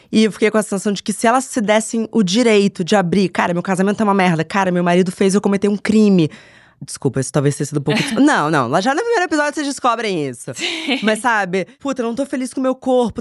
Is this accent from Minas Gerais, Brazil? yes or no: no; Rio de Janeiro, Brazil; moved away as an adult; now in São Paulo, Brazil; nasci em São Paulo, eu mudei pro Rio de Janeiro quando eu tinha dez anos